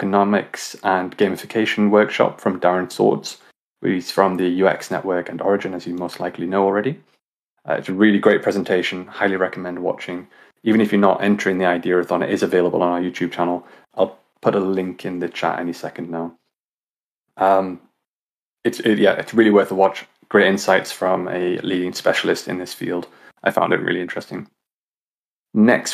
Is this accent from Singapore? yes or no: no; North East England, United Kingdom; I'm from England. Northeast of England